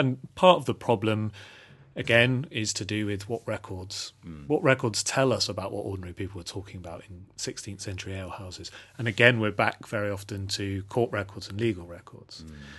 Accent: Portishead, South West England, United Kingdom; now in Devon, United Kingdom; But I've lived in the West Country for most of my life, growing up in Portishead, and now living in having lived in Devon for the last 10 years.

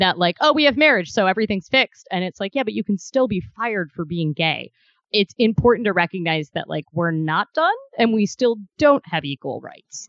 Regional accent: Ohio, United States; moved away; also born or lived in Kentucky; I'm from Ohio originally

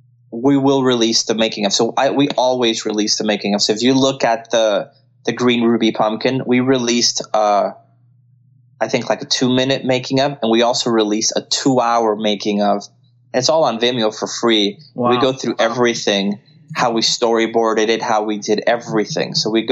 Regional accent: Colombia; first language Spanish; English is a second language; But a lot of them, like myself, I'm from Colombia, but I don't practice Spanish nearly as much.

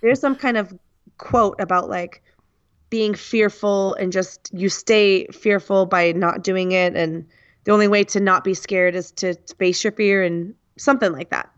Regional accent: United States; first language English; I come from the United States

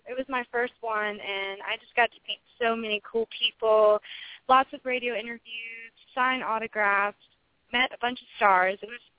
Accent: Maryland, United States; moved away; I'm originally from Maryland.

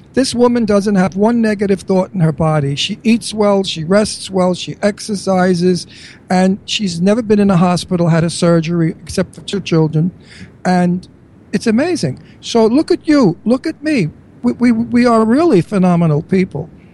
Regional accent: New York, United States; accent: New York; now in Bucks County, United States; my New York accent

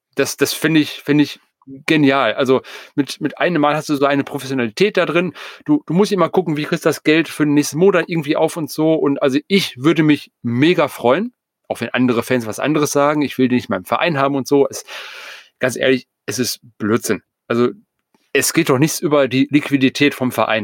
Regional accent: Essen, North Rhine-Westphalia, Germany; mich als Essener

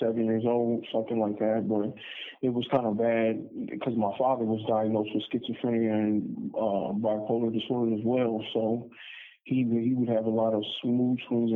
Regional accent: Omaha, Nebraska, United States; also born or lived in Denver, Colorado; I was born in Denver, Colorado, and I moved to Omaha when I was like 3 years old

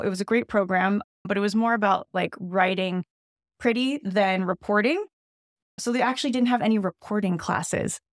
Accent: Pasadena, California, United States; also born or lived in Monterey Park, California; I grew up in Pasadena, so all around Los Angeles.

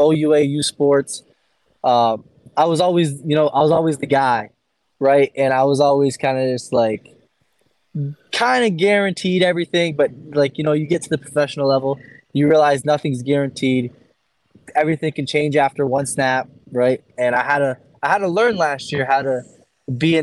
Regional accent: Canada; I'm grateful to be Canadian

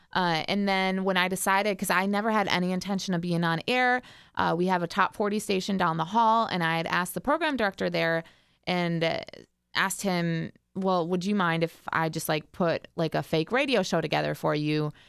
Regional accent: Richfield, United States; I grew up in Richfield, about 45 minutes outside of like where the station is located

